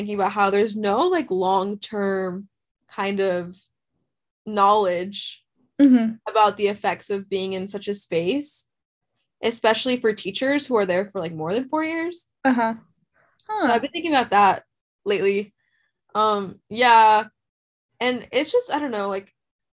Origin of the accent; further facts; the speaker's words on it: Los Angeles, California, United States; also born or lived in Carson; I was born in Harbor